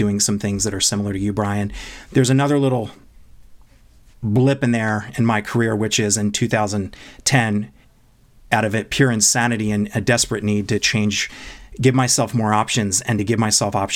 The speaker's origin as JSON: {"language": "English", "region": "East Coast", "country": "United States", "tie": "born or raised there", "moved": "as an adult", "lives_now": "Los Angeles, United States", "said": "I am a basically Los Angelino now. I've been here for 22 years, but I was born and raised in the East Coast"}